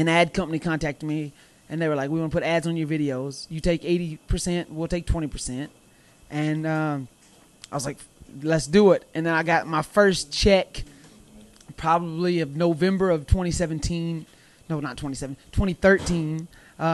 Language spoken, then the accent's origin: English; the South, United States; accent: Southern twang; where I'm from the South, and, of course, I have a Southern twang to my voice